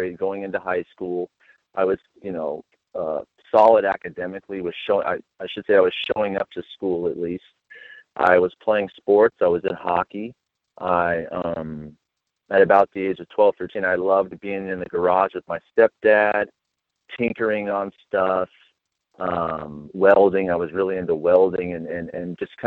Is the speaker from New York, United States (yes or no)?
no; Las Vegas, Nevada, United States; I grew up in Las Vegas, Nevada, and I was born and raised there